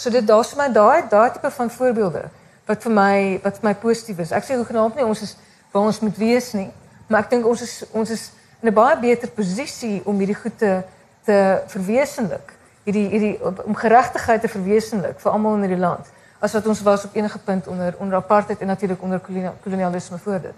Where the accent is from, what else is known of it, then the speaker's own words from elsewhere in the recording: South Africa; ons as Suid-Afrikaners is ons opgevoed